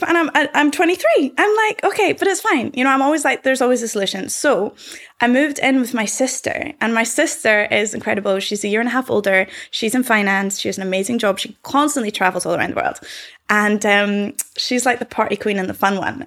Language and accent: English; Scotland, United Kingdom